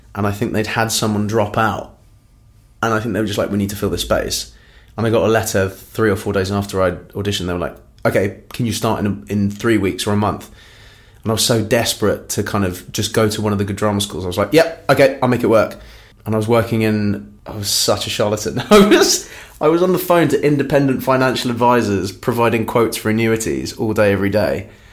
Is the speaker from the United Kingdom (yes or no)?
yes; London, United Kingdom; also born or lived in Cork, Ireland; grew up in northwest London, in a place called Hayes